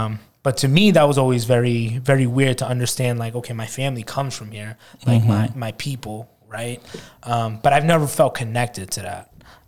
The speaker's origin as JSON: {"language": "English", "town": "Boston", "region": "Massachusetts", "country": "United States", "tie": "born or raised there", "also_born_or_lived": "Los Angeles / Jamaica Plain", "said": "I was born in Los Angeles, but I moved to Boston before I even turned one."}